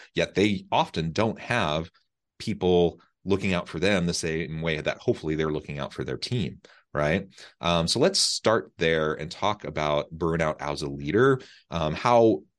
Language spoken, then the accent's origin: English; Missouri, United States; I'm from Missouri, not far from Omaha, really, just a few hours, and a wonderful part of the country.